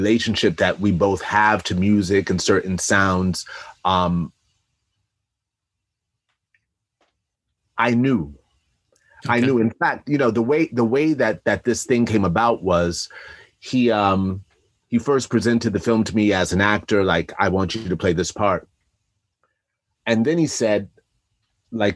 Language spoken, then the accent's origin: English; New York, United States; I grew up in New York in the 80s